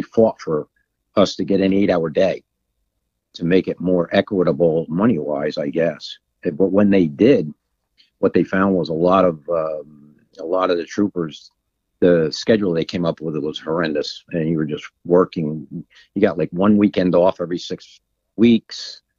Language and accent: English; United States; Sussex County.